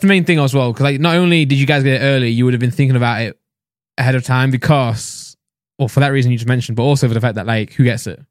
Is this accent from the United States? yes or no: no; Nottingham, East Midlands, United Kingdom; I'm from Nottingham